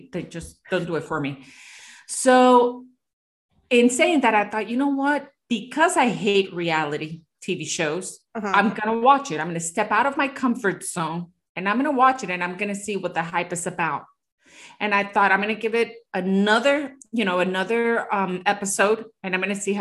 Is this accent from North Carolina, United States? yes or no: no; Miami, Florida, United States; I come from Miami, which is such a plastic city